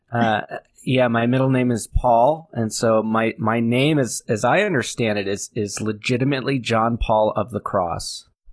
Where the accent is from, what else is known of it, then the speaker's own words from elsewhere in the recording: New Hampshire, United States; also born or lived in Manchester, New Hampshire; I grew up in New Hampshire